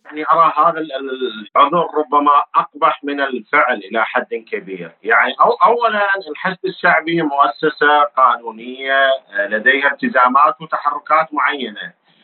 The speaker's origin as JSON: {"language": "Arabic", "country": "Iraq", "said": "احنا كعراقيين"}